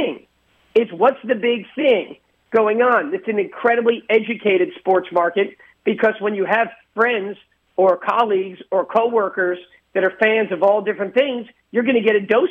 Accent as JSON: {"language": "English", "region": "Northeast", "country": "United States", "tie": "born or raised there", "moved": "yes", "lives_now": "South Florida, United States", "said": "where I grew up in the Northeast"}